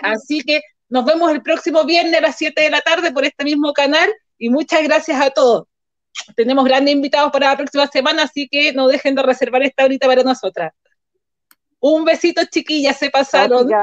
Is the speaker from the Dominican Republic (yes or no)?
no; Chile; nosotros como chilenos